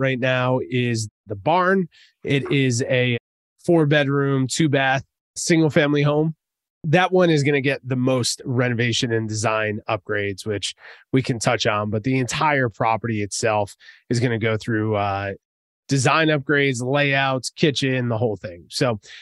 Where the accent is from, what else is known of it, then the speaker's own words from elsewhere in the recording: New Jersey, United States; I'm from Jersey, man. So I say tattoo